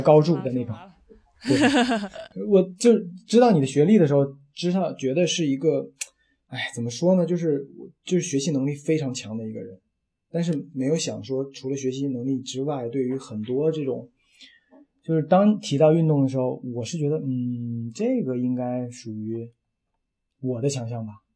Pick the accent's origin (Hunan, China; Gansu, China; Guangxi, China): Gansu, China; moved away as an adult; also born or lived in Wuhan / Beijing; now in Changsha, China; 我们是两个都是外地的，就等于是我是甘嗯肃的